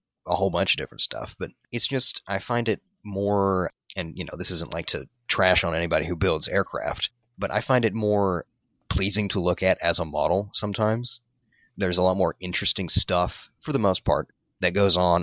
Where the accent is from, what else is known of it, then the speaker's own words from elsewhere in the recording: Tennessee, United States; I hail from Tennessee